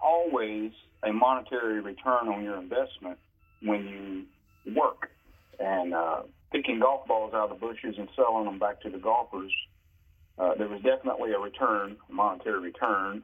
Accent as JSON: {"language": "English", "town": "Crowders Mountain", "region": "North Carolina", "country": "United States", "tie": "born or raised there", "also_born_or_lived": "Johnsonville, South Carolina", "said": "when I was seven years old, my mom uh, took me and my sister, um, and we moved from Johnsonville, South Carolina, to Crowder's Mountain, North Carolina"}